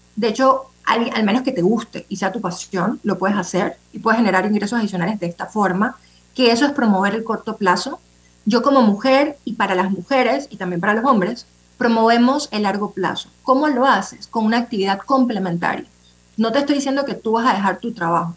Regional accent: Panama; somos panameños

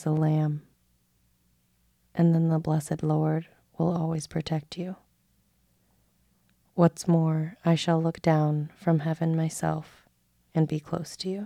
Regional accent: Vermont, United States; I was born and raised in Vermont

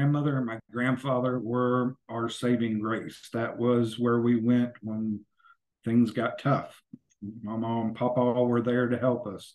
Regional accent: Yukon, West Virginia, United States; also born or lived in Bluefield, West Virginia; now in Kansas City, United States; I'm originally from southern West Virginia. I grew up in a very small town called Yukon, West Virginia, right outside of War, which is WAR

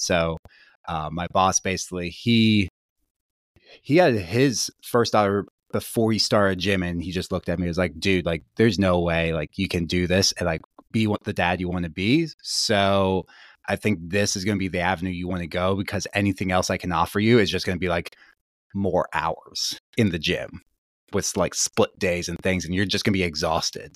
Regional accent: Gettysburg, Pennsylvania, United States; I grew up in Gettysburg, Pennsylvania, so pretty rural.

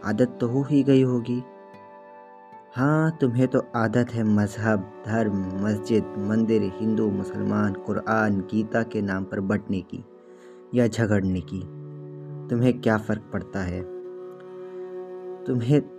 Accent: Nagpur, Maharashtra, India; और मैं नागपुर शहर से हूँ

